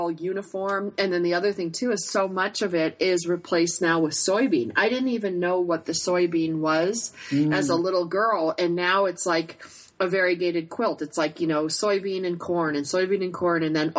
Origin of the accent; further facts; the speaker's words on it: upstate New York, United States; I grew up near the Canadian border in upstate New York, and when I was a little girl, I used to walk the cornfields